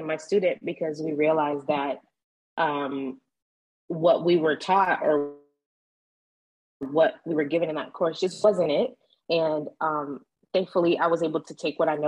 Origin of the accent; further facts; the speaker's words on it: Florida, United States; moved away as an adult; now in Dallas, United States; I am originally from Florida. I lived in Florida most of my life. I just recently moved to Dallas, Texas.